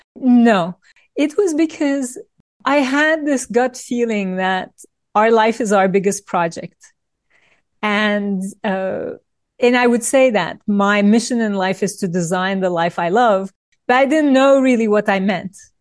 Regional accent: Turkey; moved away; I grew up in Turkey in a family of lawyers

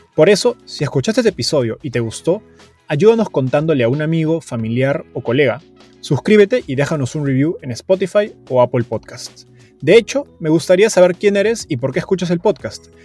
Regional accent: Peru; ambos somos peruanos

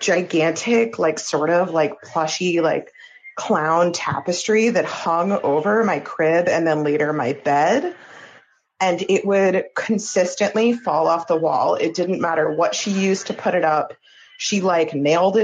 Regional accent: New Jersey, United States; I'm also from New Jersey

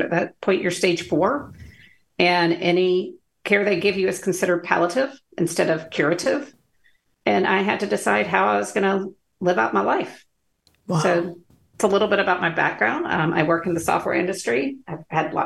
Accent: Athens, Georgia, United States; I'm from Athens, Georgia

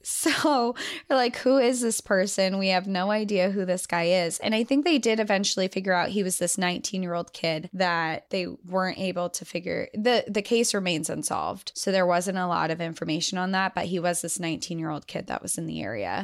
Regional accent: New Hampshire, United States; I'm from New England, I'm from New Hampshire

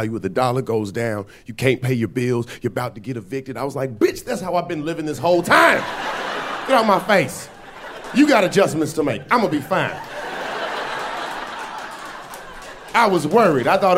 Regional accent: Atlanta, Georgia, United States; moved away; I'm from Atlanta. I'm from the South. I was back home like 2 weeks ago

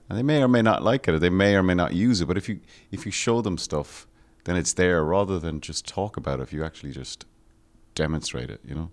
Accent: Ireland; growing up in Ireland

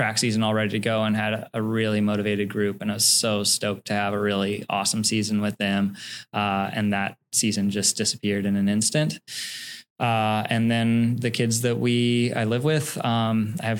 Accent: Portland, Oregon, United States; also born or lived in Nepal; I grew up in Portland, Southeast Portland, on a volcano, actually.

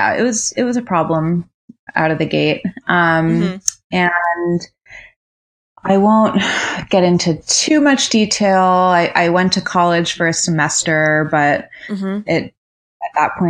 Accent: Rhode Island, United States; I grew up in Rhode Island

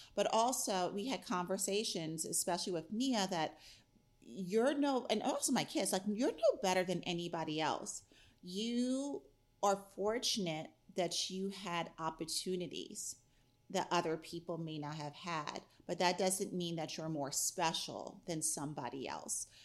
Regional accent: New York, United States; now in Pittsburgh, United States; I grew up in New York

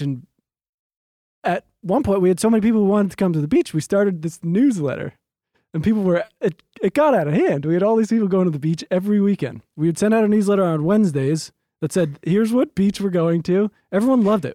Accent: East Coast, United States; now in Los Angeles, United States; we're both from the East Coast and we're in L

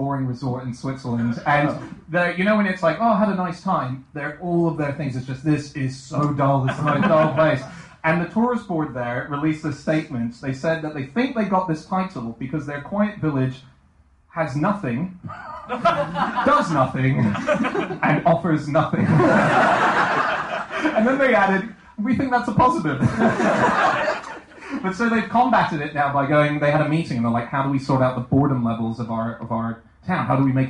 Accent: Australia; sorry, I'm Australian, there's a lot of Sheilas.

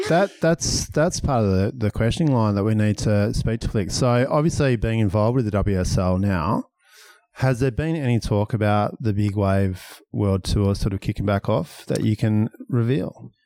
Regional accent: Perth, Western Australia, Australia; born or raised there

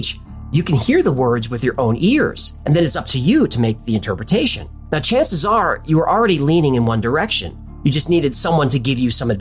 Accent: United States; I'm an American.

